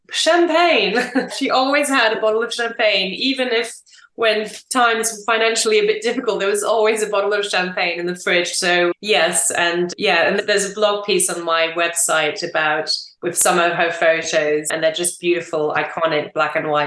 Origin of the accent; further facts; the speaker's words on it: England, United Kingdom; also born or lived in France; Two, coming home to England, which was also huge because I didn't really know where home was. I'm English and French, and I didn't think I'd be in either England or France.